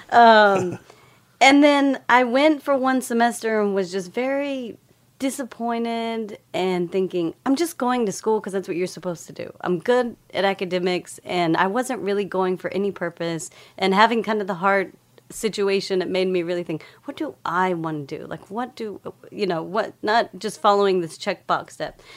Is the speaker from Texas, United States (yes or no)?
yes; Lubbock, Texas, United States; moved away; I grew up in Lubbock, Texas